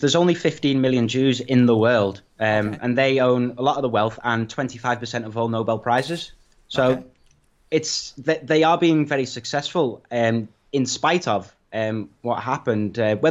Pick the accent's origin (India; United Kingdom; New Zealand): United Kingdom; I mean, I'm from the British Empire. We pillaged the world. We were the biggest empire that ever existed.